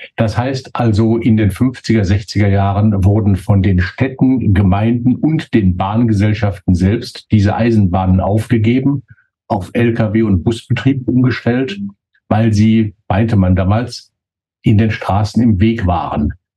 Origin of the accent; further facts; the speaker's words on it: Märkisches Sauerland, North Rhine-Westphalia, Germany; bei uns im märkischen Sauerland